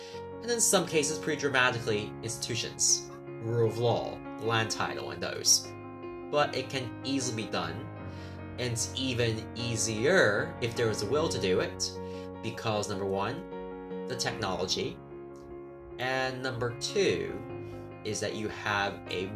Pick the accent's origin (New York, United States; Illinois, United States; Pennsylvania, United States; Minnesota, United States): New York, United States; New York City; my hometown of New York City